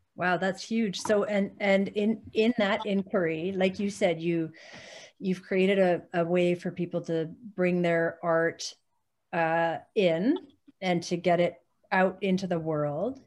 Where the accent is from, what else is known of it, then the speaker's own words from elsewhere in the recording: Calgary, Alberta, Canada; moved away; I grew up in Calgary and that was where I taught first